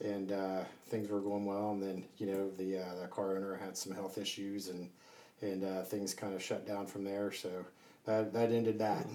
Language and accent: English; Southern California, United States; moved away; also born or lived in Ohio; I grew up in uh, Southern California so I was born in Ohio, then moved out to Southern California when you know I was a little boy